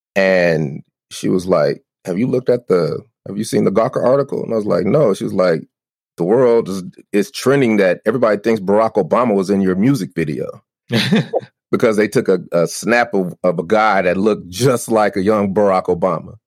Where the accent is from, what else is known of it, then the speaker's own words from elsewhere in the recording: Denver, Colorado, United States; I'm from Denver